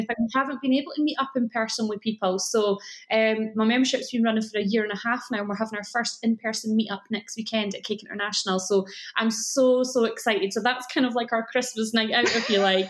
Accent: Scotland, United Kingdom; accent: Scottish; you can probably tell from my accent that I live in Scotland

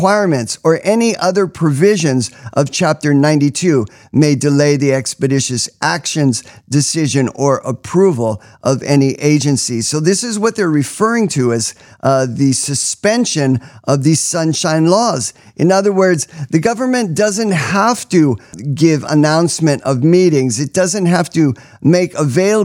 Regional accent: Hawaii, United States; I was born and raised in Hawaii.

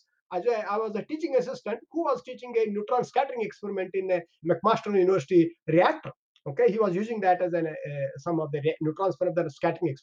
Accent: India; moved away as an adult; also born or lived in Canada; I'm from India.

